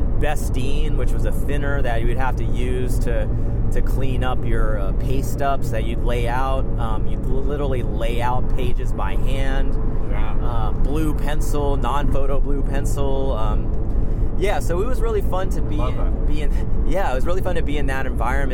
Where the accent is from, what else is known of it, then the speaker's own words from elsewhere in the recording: Prince George's County, Maryland, United States; now in San Francisco Bay Area, United States; I grew up in Maryland, right outside of Washington, D.C., PG County.